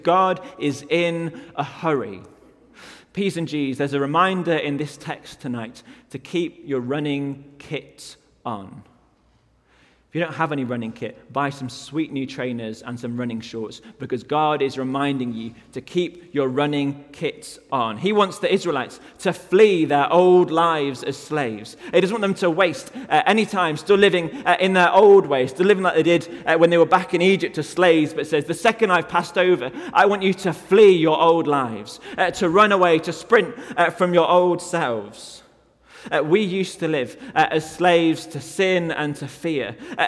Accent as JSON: {"language": "English", "country": "United Kingdom", "said": "I'm from the UK"}